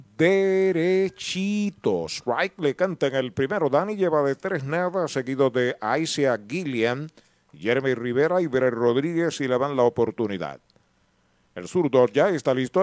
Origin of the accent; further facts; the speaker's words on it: San Sebastián, Puerto Rico; mi pueblo de San Sebastián